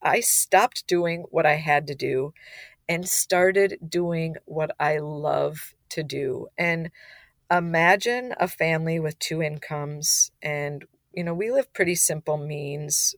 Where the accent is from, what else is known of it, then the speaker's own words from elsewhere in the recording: Minnesota, United States; we're from Minnesota